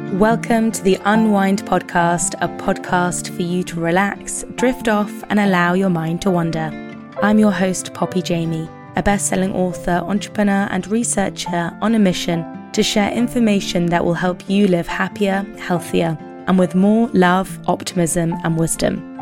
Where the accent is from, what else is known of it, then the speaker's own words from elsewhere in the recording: United Kingdom; as British women